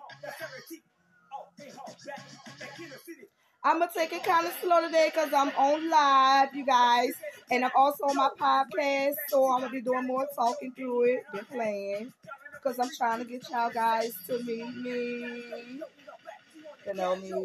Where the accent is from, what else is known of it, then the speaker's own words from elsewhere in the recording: New Orleans, Louisiana, United States; now in Hattiesburg, United States; New Orleans, my hometown.